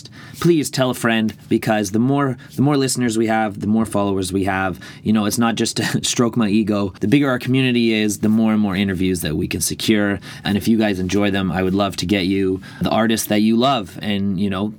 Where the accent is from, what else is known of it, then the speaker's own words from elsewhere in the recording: Ireland; being Irish